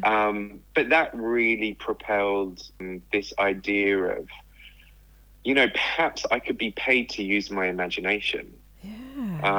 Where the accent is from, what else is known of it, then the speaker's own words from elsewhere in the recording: England, United Kingdom; moved away as an adult; also born or lived in Australia; I grew up in England yeah. and was just outside of London